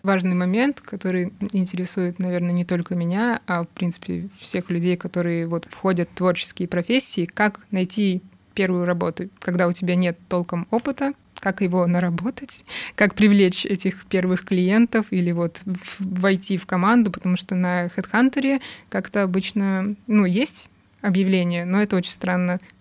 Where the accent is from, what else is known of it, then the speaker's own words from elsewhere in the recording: Rostov-on-Don, Rostov Oblast, Russia; я из Ростова-на-Дону, а там не так все богато культурой